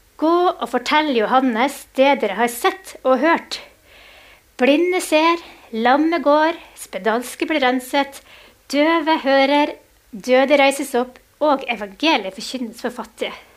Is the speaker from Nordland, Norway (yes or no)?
yes; Mo i Rana, Nordland, Norway; vi er begge fra Mo i Rana